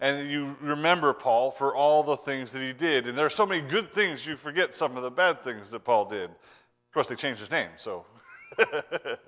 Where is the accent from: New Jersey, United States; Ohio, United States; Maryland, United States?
Ohio, United States; moved away; I'm from Ohio